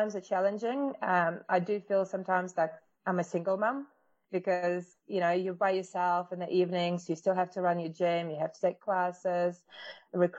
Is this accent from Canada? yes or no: no; Russia; English is a second language; moved away as an adult; now in New Zealand; I was born in Russia and I moved to New Zealand with my parents when I was 19.